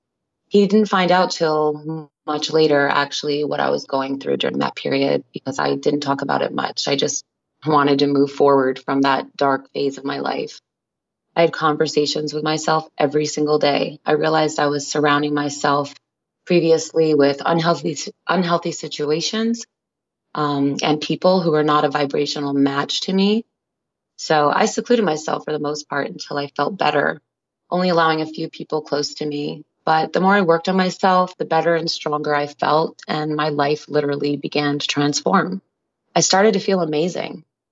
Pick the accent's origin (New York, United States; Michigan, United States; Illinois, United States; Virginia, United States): New York, United States; Staten Island; it meant a lot to me to film in my hometown where I had lost so many loved ones to that epidemic.